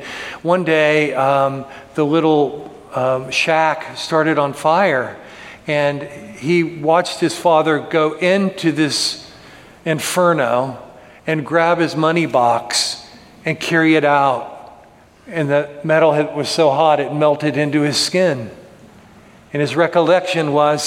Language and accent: English; United States; my citizenship as an American citizen